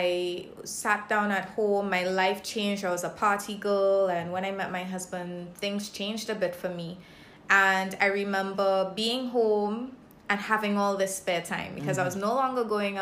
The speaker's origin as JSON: {"language": "English", "country": "Grenada", "tie": "born or raised there", "also_born_or_lived": "Saint Lucia", "moved": "yes", "lives_now": "Barbados", "said": "I was born in St. Lucia. But spent most of my life in Grenada. And now I'm here in beautiful Barbados"}